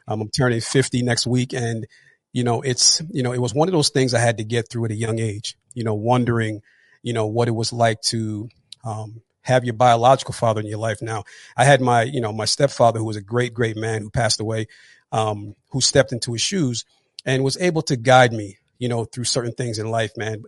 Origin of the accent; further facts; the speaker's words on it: New Jersey, United States; also born or lived in Atlanta; I'm actually from New Jersey, born and raised.